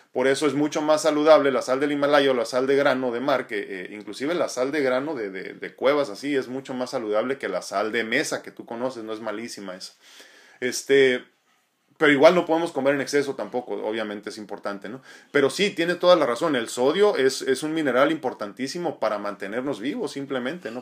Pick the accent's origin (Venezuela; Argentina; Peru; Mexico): Mexico; como, latinos y como mexicanos en específico